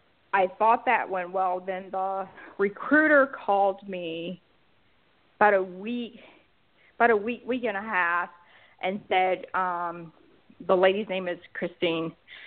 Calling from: Georgia, United States

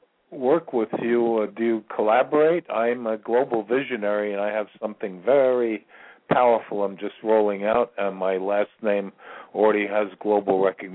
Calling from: Virginia, United States; I'm calling from Virginia.

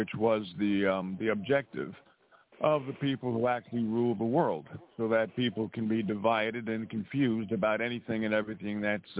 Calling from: Montana, United States

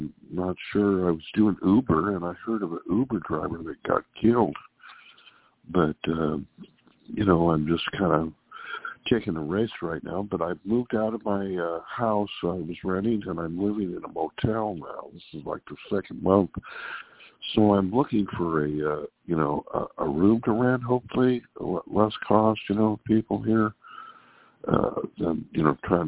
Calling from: Sacramento, California, United States; calling from Sacramento, California.

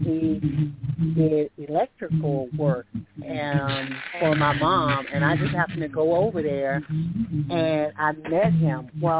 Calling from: Alabama, United States; I'm calling from Alabama

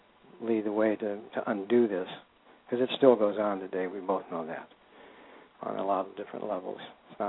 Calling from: California, United States; I'm calling from north of San Francisco, about 40 miles, right up on the border of Marin, Sonoma, county lines.

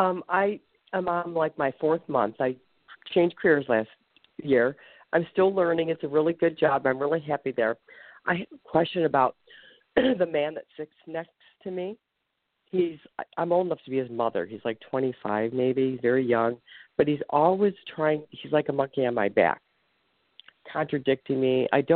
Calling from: Ohio, United States; I'm calling from Ohio.

